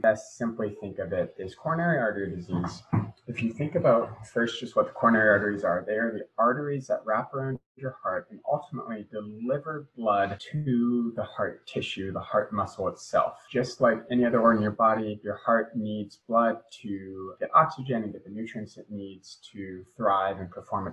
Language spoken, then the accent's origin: English; Boise, Idaho, United States; moved away as an adult; now in Providence, United States; I grew up in the Mountain West in Boise, Idaho